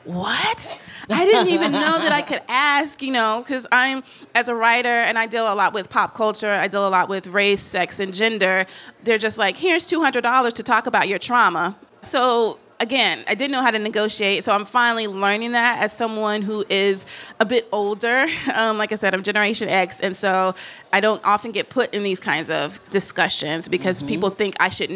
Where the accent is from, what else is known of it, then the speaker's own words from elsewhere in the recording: Tennessee, United States; moved away as an adult; also born or lived in New Orleans, Louisiana; I'm from Tennessee, then I was living in New Orleans and Louisiana.